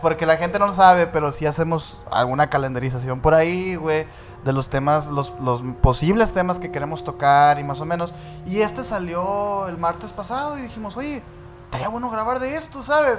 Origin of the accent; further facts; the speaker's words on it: Hermosillo, Sonora, Mexico; Nosotros somos de Hermosillo, Sonora, del norte de México